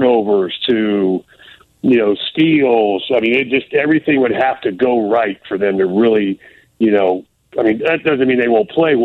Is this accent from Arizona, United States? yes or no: no; Florida, United States; moved away; when I grew up in Florida, we used to have those all-day concerts at what they used to call the Tangerine Bowl